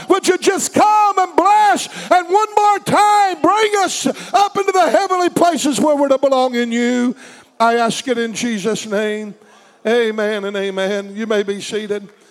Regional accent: United States; We in America have lived in, a t- lived in a time when being an American made one feel like a Christian automatically

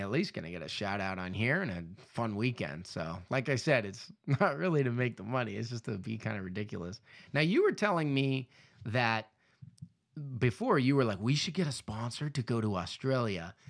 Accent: Southern California, United States; moved away; also born or lived in Indonesia; I grew up in Southern California

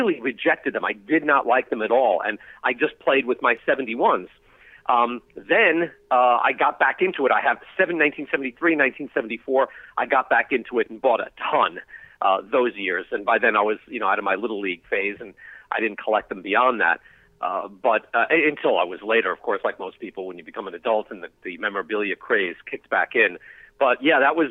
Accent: Long Island, New York, United States; I can still remember where I used to shop for them at the Nassau Mall when I was growing up on Long Island.

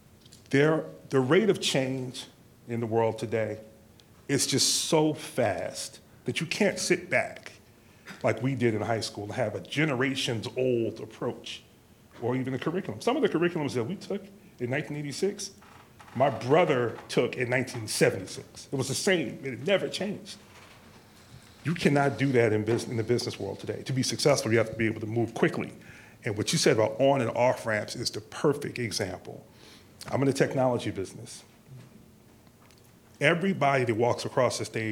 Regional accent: Neptune, New Jersey, United States; I was raised in Neptune, New Jersey, and went through school there

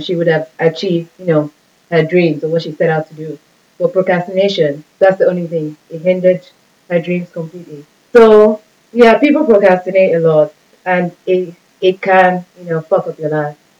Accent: Nigeria; I'm Nigerian. So especially with Nigerians, Nigerians we live for other people

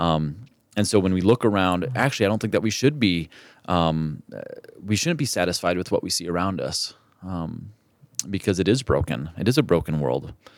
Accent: Mexico; moved away; where I grew up in Mexico

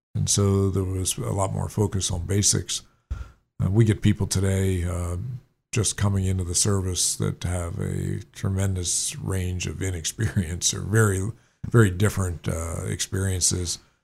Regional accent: New Jersey, United States; moved away as an adult; a youngster growing up in New Jersey

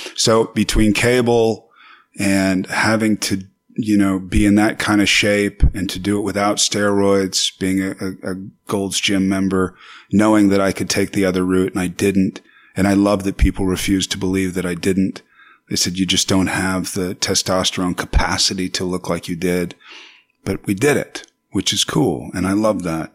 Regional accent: Paso Robles, California, United States; also born or lived in New York / Venice Beach, California; in Paso Robles, you know, where I'm from, I am proud of that. And I have a ranch there still.

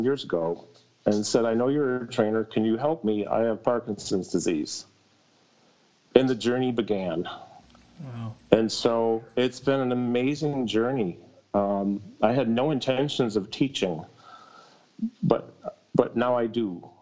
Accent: Syracuse, New York, United States; also born or lived in Ithaca, New York; I was born in Ithaca, New York, but pretty much since the age of three, I've been in the Syracuse, New York area

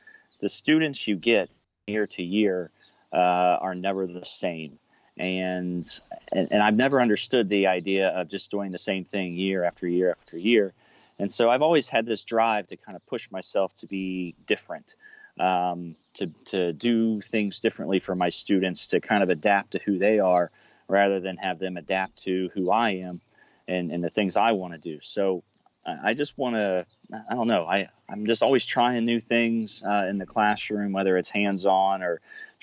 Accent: Cincinnati, Ohio, United States; I'm from Cincinnati, Ohio

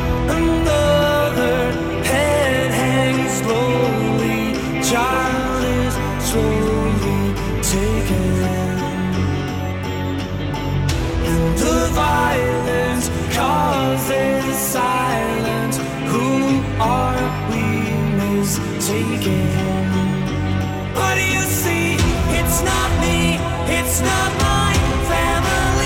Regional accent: United Kingdom; This is my home country.

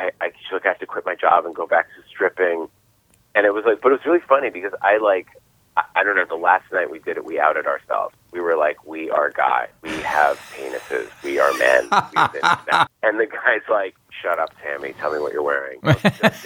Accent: Boston, Massachusetts, United States; I was from Boston.

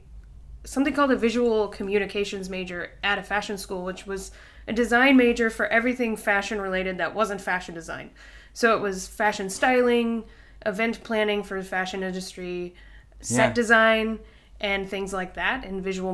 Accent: Kansas City, United States; moved away as an adult; also born or lived in Chicago / Minneapolis; So I am from Kansas City originally.

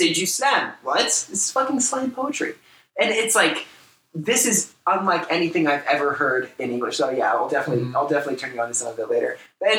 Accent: United States; as three American dudes sitting here

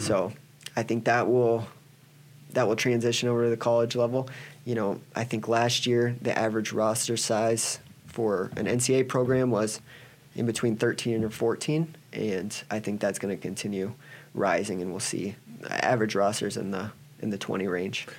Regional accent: Cedar Rapids, Iowa, United States; now in Nebraska, United States; I grew up in Cedar Rapids, Iowa

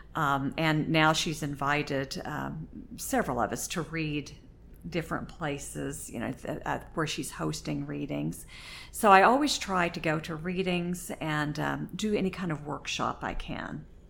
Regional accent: Oklahoma, United States; moved away as an adult; now in Indiana, United States; I grew up in Oklahoma, lived there until I married my husband

